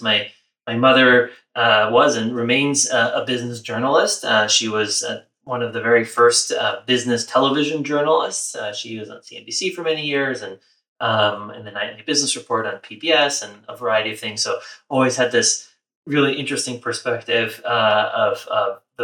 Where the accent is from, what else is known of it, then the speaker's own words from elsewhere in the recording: New York City, New York, United States; I was born and raised in New York City